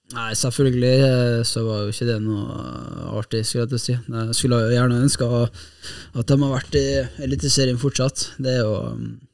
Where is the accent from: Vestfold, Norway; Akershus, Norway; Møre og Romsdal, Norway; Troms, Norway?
Møre og Romsdal, Norway; Kristiansund; moved away as an adult; now in Bodø, Norway; nå er jeg jo fra Kristiansund